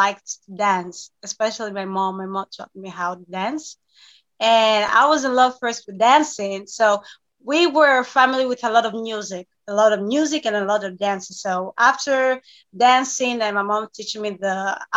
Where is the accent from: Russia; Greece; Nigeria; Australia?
Greece; Thessaloniki, Central Macedonia; I was born and raised in Greece.